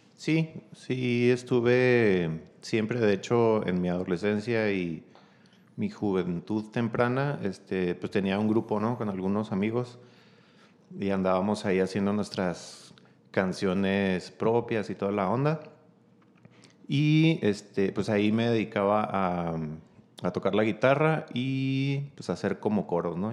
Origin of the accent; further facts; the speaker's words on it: Chihuahua, Mexico; also born or lived in Mexicali, Baja California; soy originario de Mexicali, Baja California, este, pero desde muy pequeño mis papás vinieron a, a radicar aquí en la ciudad